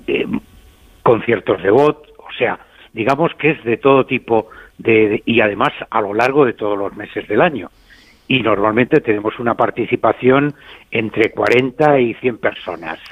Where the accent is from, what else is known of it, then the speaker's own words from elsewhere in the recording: Madrid, Community of Madrid, Spain; moved away as an adult; now in Abarca de Campos, Spain; Aunque yo soy de Madrid, pues actualmente vivo en Abarca de Campos.